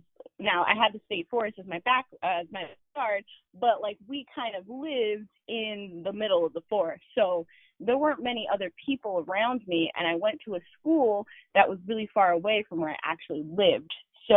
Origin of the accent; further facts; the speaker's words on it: New Jersey, United States; I grew up in South Jersey